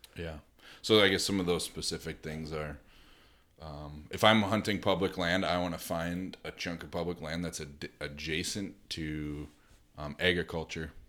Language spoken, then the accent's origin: English; United States; being an American hunter